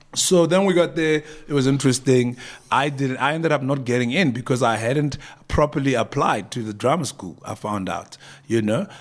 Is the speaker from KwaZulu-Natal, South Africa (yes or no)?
no; Pretoria, Gauteng, South Africa; moved away as an adult; also born or lived in Cape Town; I was some kid from Pretoria